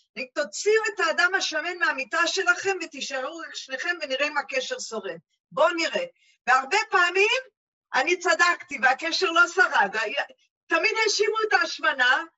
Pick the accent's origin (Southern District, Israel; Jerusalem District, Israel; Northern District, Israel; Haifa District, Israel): Jerusalem District, Israel; Jerusalem; אני ירושלמית